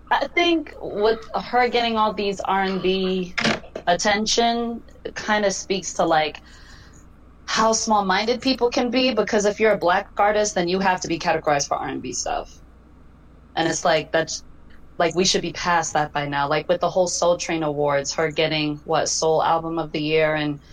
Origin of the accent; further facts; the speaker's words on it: Denver, Colorado, United States; growing up in Denver was a lot of like EDM and fist pumping that I was surrounded